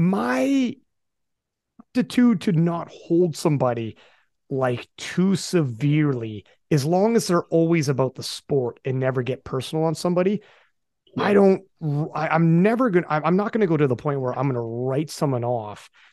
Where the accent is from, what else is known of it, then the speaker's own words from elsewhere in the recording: Canada; I'm from Canada